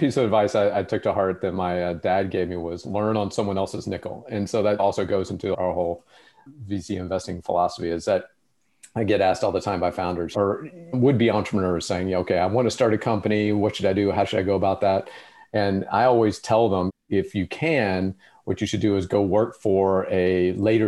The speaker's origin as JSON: {"language": "English", "town": "Memphis", "region": "Tennessee", "country": "United States", "tie": "born or raised there", "said": "where I grew up in Memphis, Tennessee"}